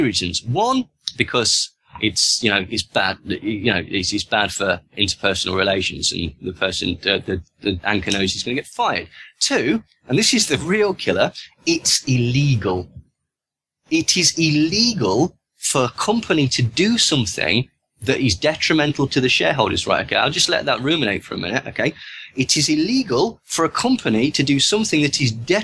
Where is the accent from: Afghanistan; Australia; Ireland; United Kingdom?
United Kingdom; accent: British; my British accent